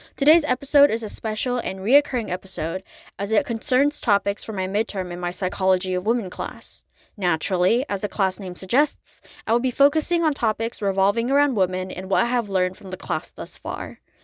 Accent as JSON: {"language": "English", "country": "United States", "said": "as an Asian American"}